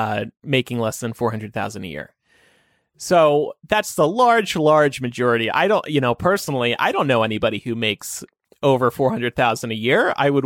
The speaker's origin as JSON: {"language": "English", "region": "New Jersey", "country": "United States", "tie": "born or raised there", "said": "New Jersey, my home state."}